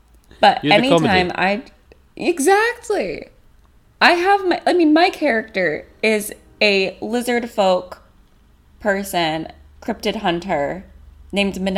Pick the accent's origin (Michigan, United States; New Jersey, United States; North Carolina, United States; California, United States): California, United States; an American who grew up in a somewhat conservative family. I mean, conservative for California, but like grew up somewhat conservatively in Bush's America